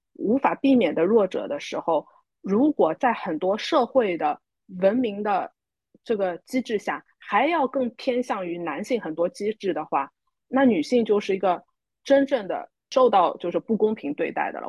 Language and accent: Chinese; Shanghai, China; 我们都是那个独生子女啊，呃，特别是在上海长大的